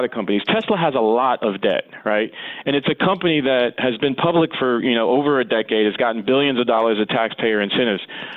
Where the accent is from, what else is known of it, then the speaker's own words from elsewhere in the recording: Columbus, Ohio, United States; now in New York, United States; Ohio where I'm from